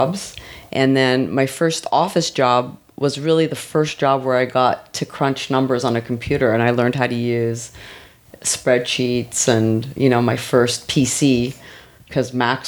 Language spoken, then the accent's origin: English; Montreal, Quebec, Canada; born or raised there; moved away as an adult; also born or lived in Israel / Vancouver, Canada; now in Los Angeles, United States